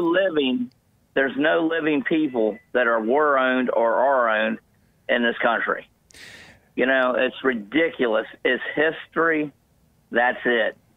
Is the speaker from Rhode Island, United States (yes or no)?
no; Delaware, United States; I'm from Delaware